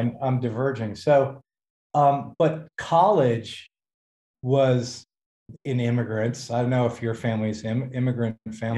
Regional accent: Hackensack, New Jersey, United States; also born or lived in Los Angeles; now in California, United States; I, I, was born and raised in New Jersey, born in Hackensack

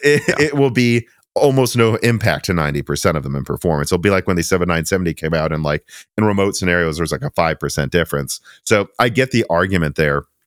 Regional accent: Midwest, United States; now in Tennessee, United States; we're from the Midwest

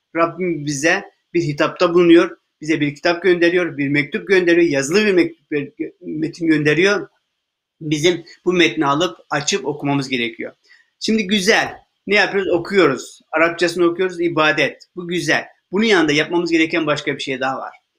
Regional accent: Turkey

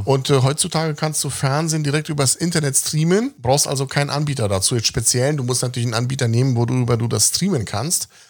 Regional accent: Berlin, Germany; ich bin in Westberlin aufgewachsen, lebe aber im Osten.

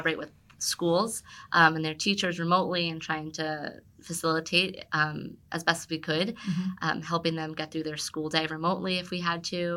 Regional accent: Monroe, New Jersey, United States; also born or lived in Red Bank, New Jersey; I was born and raised in New Jersey, lived in Monroe growing up

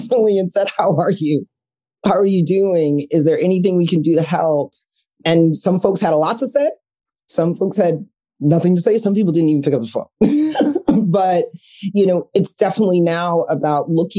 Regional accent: New York City, New York, United States; growing up in Brooklyn

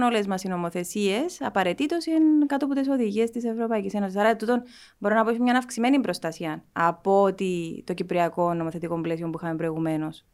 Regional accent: Nicosia, Nicosia District, Cyprus; είμαι από τη Λευκοσία, γεννήθηκα στη Λευκοσία.

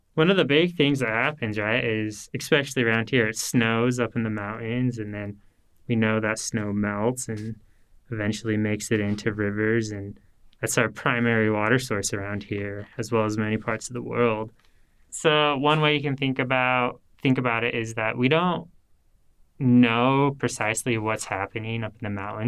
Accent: Salt Lake City, Utah, United States; moved away; I'm originally from the Salt Lake City area in Utah

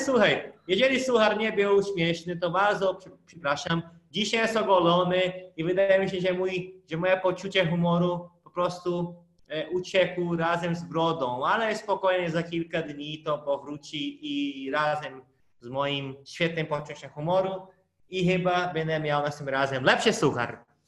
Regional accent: Brazil; Polish is a second language; moved away; pochodzę z innego planety, bo Brazylia to trochę inny świat

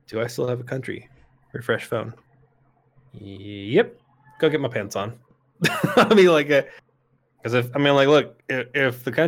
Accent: United States; I'm fucking American

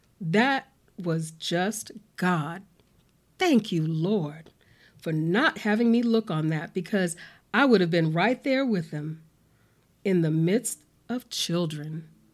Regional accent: Omaha, Nebraska, United States; I grew up in Fontenelle Housing Project, and it was called Little Vietnam because of its reputation for being violent.

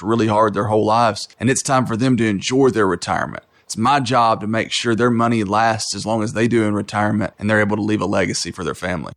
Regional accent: Knoxville, Tennessee, United States; I was born and raised here in Knoxville.

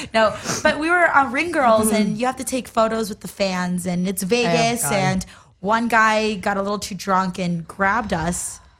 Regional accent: Mexico; now in Los Angeles, United States; I'm from Mexico

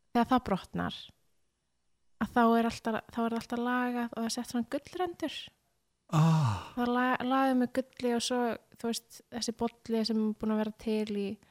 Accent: Mosfellsbær, Capital Region, Iceland; also born or lived in Reykjavík / Breiðholt; ég er í Skerrafjörður núna en ég olst upp í Mósó

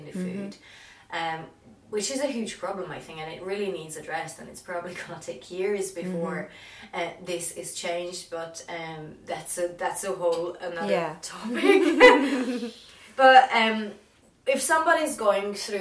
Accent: Czechia; moved away; whenever I grew up in Czech Republic

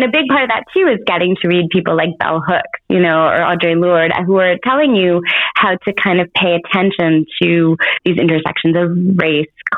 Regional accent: Montreal, Quebec, Canada; I was born in Montreal, Canada, but I'm born to Israeli parents that were born in Tel Aviv

